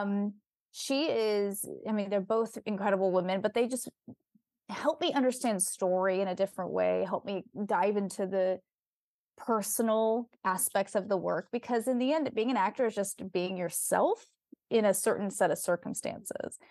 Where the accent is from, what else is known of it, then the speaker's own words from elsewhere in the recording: Bay Area, California, United States; also born or lived in Silicon Valley; I was raised in the Bay Area